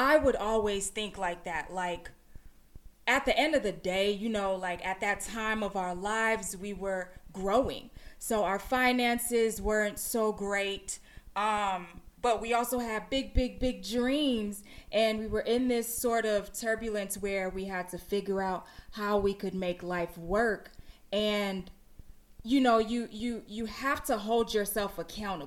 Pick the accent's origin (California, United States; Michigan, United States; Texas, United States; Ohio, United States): Texas, United States; Houston; moved away as an adult; now in Los Angeles, United States; I'm from Houston, Texas. But I've been living in Los Angeles for 9 years